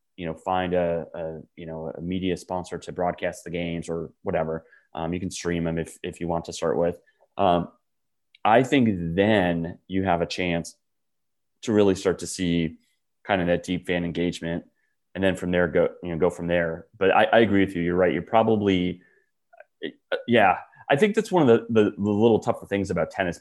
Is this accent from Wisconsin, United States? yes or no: yes; Wisconsin, United States; moved away; I grew up in Wisconsin as a diehard pro sports fan